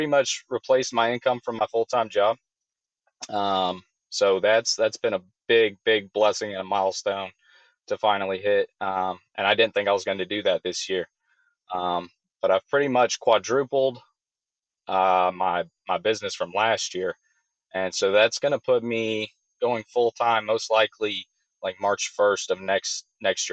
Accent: Georgia, United States; Born and raised in Georgia

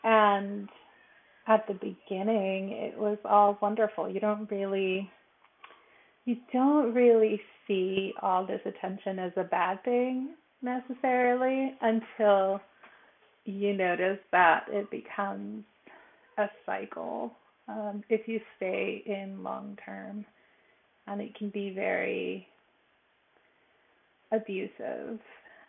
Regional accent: Los Angeles, California, United States; also born or lived in Mexico; I'm 42. I'm originally from Los Angeles in California, but I spent a large chunk of my early life in Mexico.

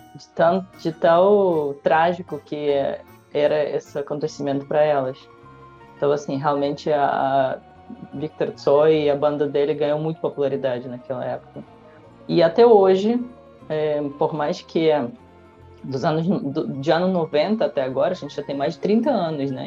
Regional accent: Russia; na cidade vizinha da, da minha cidade natal

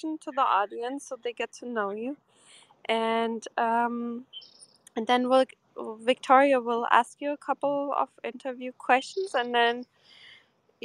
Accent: Porto, Portugal; that's my hometown. It's Porto

